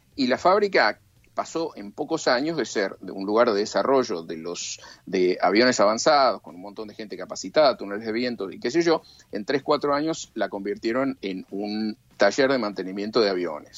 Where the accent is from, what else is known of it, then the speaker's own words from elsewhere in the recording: Argentina; moved away; de chico en la Argentina